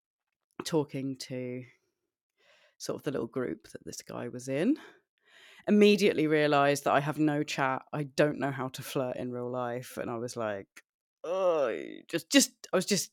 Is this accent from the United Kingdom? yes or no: yes; United Kingdom; I'm the Brit